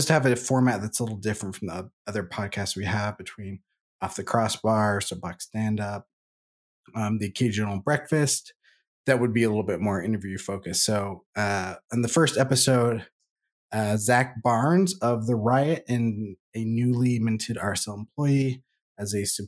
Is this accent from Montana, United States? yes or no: no; Salem, Oregon, United States; I come from Salem, Oregon, which is hop country